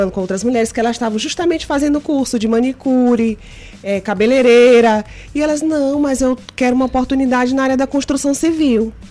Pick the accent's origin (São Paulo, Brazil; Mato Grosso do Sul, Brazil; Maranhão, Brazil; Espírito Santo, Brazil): Maranhão, Brazil; Como você falou, eu sou maranhense, já fui bancária há 10 anos.